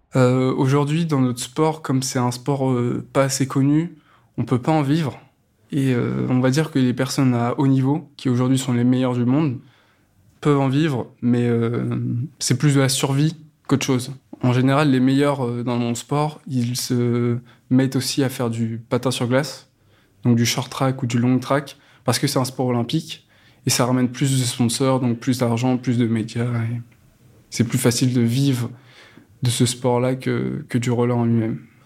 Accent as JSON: {"language": "French", "town": "Saint-Pierre-lès-Elbeuf", "region": "Normandy", "country": "France", "tie": "born or raised there", "said": "Dans ma ville natale, Saint-Pierre-des-Albeuf, il y a un club de rollers depuis très longtemps"}